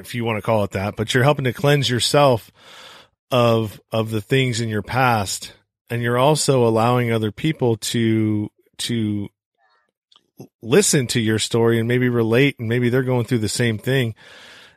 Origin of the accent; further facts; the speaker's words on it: the Bay Area, California, United States; I come from California, which is a little bit more progressive and, you know, I'm from the Bay Area. So, you know, I guess I was raised in a more, melting pot kind of, situation